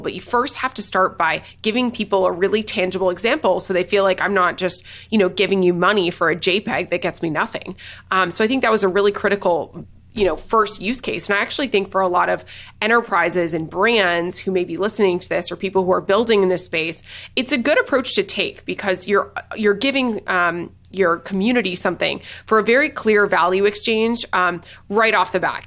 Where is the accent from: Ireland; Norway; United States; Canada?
United States; Nashville, Tennessee; I'm from Nashville